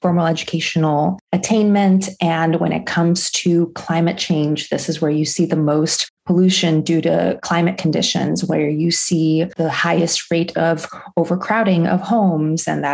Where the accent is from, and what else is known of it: Tampico, Tamaulipas, Mexico; now in Los Angeles, United States